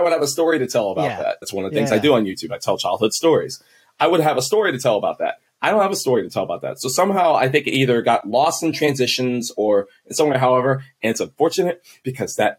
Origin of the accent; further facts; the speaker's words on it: Texas, United States; also born or lived in Kansas City; I'm from Kansas City. We've lived in Texas for most of our lives. Okay. I was about to start high school and we moved back to Kansas City